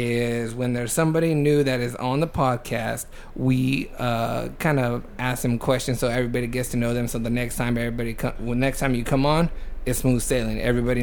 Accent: New Jersey, United States; I'm from New Jersey.

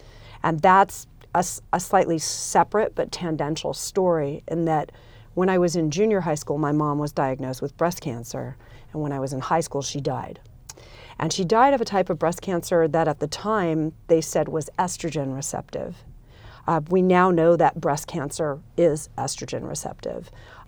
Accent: Los Angeles, California, United States; I grew up in Los Angeles, California, so Southern California in the United States

